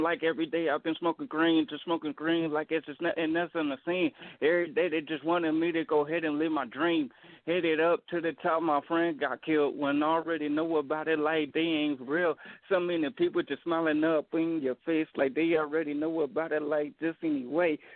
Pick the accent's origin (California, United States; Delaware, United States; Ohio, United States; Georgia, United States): Ohio, United States; Dayton; I'm from Dayton, Ohio.